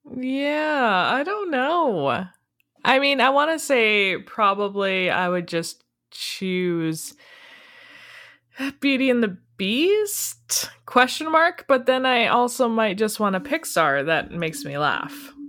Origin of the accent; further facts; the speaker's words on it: Canada; We're from Canada